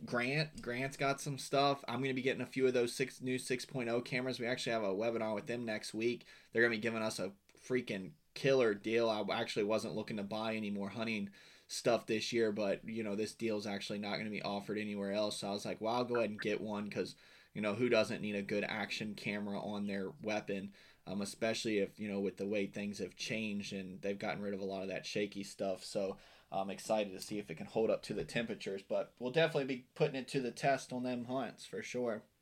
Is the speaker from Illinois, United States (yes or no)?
no; West Virginia, United States; now in Florida, United States; I'm from Western Virginia.